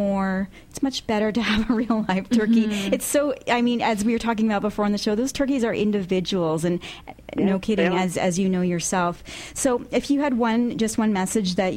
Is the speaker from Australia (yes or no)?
no; Canada; we're from Canada